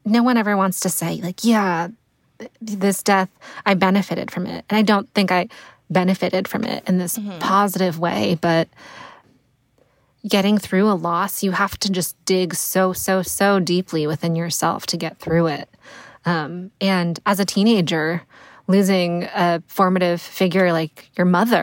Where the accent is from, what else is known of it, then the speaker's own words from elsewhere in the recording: Connecticut, United States; I grew up in Connecticut